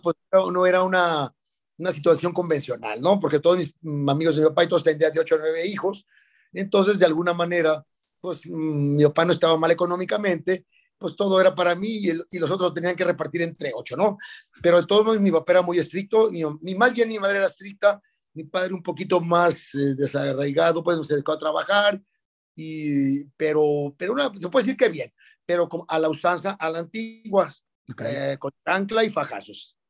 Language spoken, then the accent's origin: Spanish; Guadalajara, Jalisco, Mexico; Soy tapatío de Guadalajara, Jalisco. Nacido el 7 de febrero de 1962